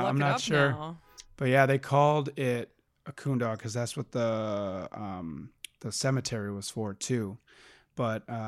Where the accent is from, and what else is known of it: Wisconsin, United States; now in Los Angeles, United States